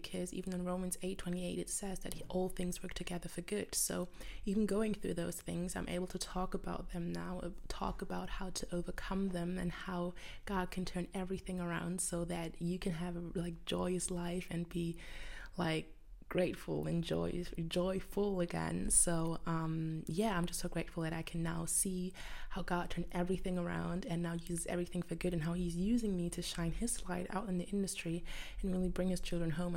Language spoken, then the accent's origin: English; Germany; I'm from Germany